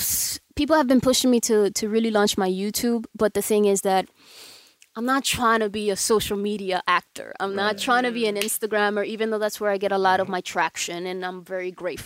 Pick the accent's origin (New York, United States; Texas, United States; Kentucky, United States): New York, United States; moved away as an adult; also born or lived in Dominican Republic; now in Los Angeles, United States; I was born in DR. I was raised in New York.